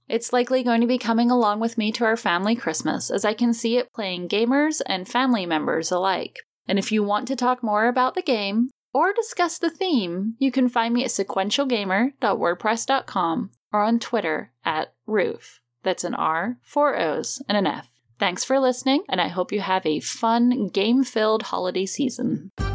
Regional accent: United Kingdom; now in United States; as a British expat living in the States

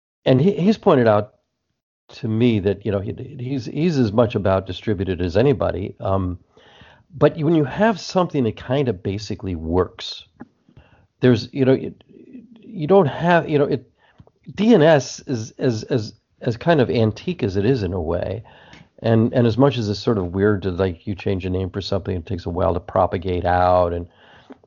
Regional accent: New Jersey, United States; now in California, United States; I'm talking to you from California right now, but when I grew up in New Jersey

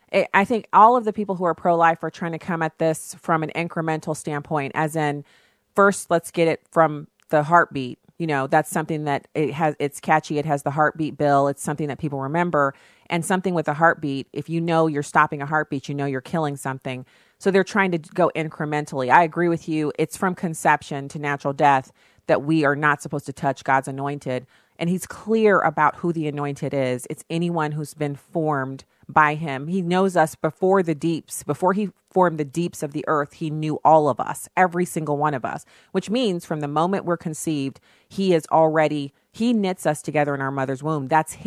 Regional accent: Germany; And because he was in the military, I ended up growing up in Germany, me and my sister both.

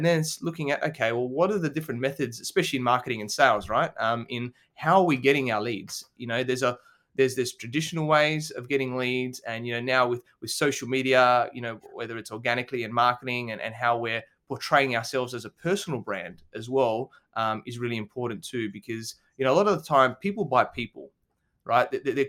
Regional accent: Adelaide, South Australia, Australia; So I grew up in Adelaide, South Australia. So it's a smaller capital city in Australia.

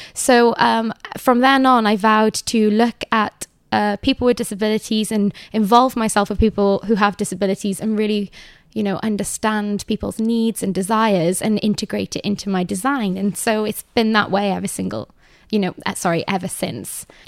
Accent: Cardiff, Wales, United Kingdom; moved away; also born or lived in Manhattan; I've only lived in one house for my entire life, um, and that is in Cardiff.

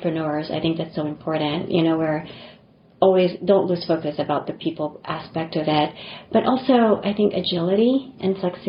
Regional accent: Philippines; moved away as an adult; also born or lived in Japan / New York / Rhode Island; now in United States; I didn't grow up in this country. You know, I grew up in the Philippines and came here for college.

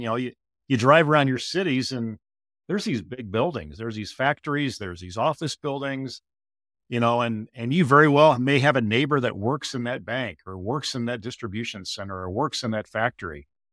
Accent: Iowa, United States; my home state of Iowa here

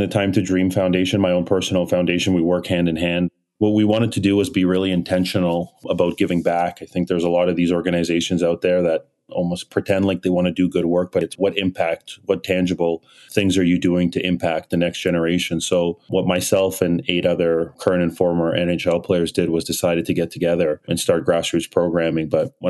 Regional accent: Canada; also born or lived in Nigeria / Kyiv, Ukraine / Toronto, Canada; I was born in Nigeria in 89, and then just before turning 2, I moved to Kyiv, Ukraine in 91, and then stayed in Ukraine till 97 before migrating to Canada, September 97.

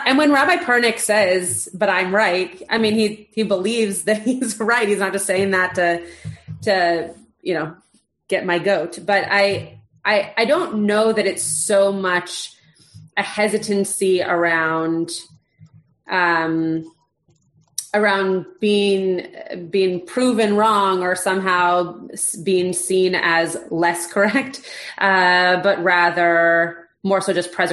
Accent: Los Angeles, California, United States; also born or lived in Bedford, Indiana; growing up in Los Angeles, in a predominantly Jewish bubble

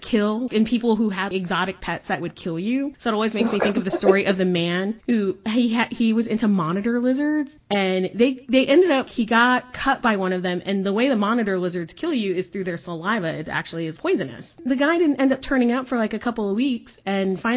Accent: Texas, United States; also born or lived in Chicago, Illinois; I was born in Chicago, I grew up in Texas

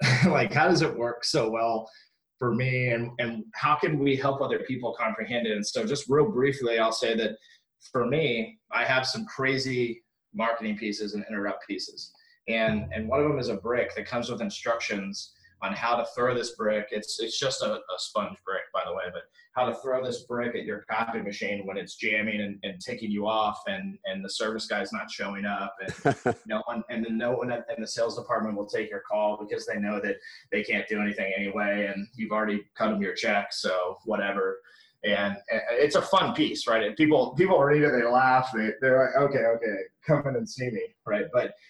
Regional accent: Orlando, Florida, United States; It's the house that I grew up in Orlando, Florida.

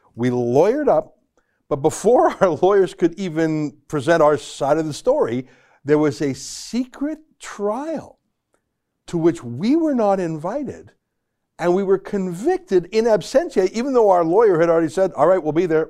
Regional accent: Canada; I'm a Canadian citizen

